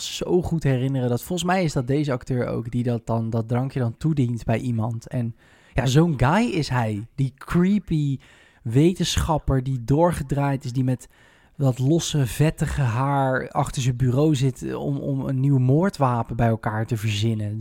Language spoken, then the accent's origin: Dutch; Netherlands; zijn we toch altijd wel een beetje trots als Nederlanders